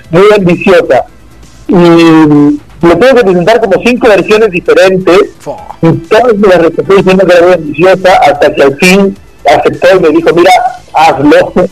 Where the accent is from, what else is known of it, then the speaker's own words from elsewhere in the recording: Argentina; Pero yo vine acá de Argentina y me recibo con brazos abiertos